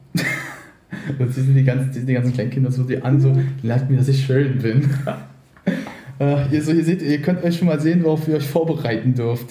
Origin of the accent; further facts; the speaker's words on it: Berlin, Germany; also born or lived in Brandenburg; Also wir sind beide Berliner von äh, gut, ich nicht von Anfang an. Ich habe vorher war in Brandenburg auf einer Grundschule, aber ich habe eigentlich in Berlin immer schon gelebt